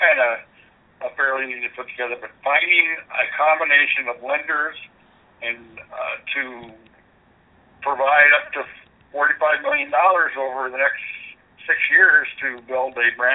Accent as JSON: {"language": "English", "town": "Winthrop", "region": "Minnesota", "country": "United States", "tie": "born or raised there", "said": "We have five cooperatives in my hometown of Winthrop"}